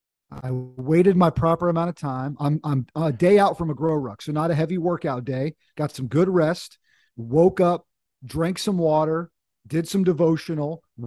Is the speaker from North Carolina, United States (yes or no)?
yes; North Carolina, United States; also born or lived in Washington, D.C.; My dad was in the Air Force when we were kids, but sort of grew up in North Carolina, went to college down here, and had a chance to kind of come home in a sense.